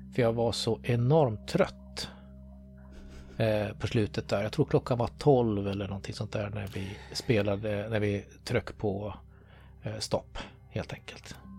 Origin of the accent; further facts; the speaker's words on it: Sweden; Jag är ju född och uppväxt i Sverige